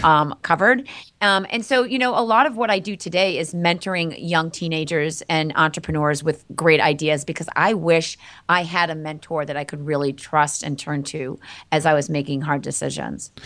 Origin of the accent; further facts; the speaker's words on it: Andover, Massachusetts, United States; I grew up in Andover, Massachusetts.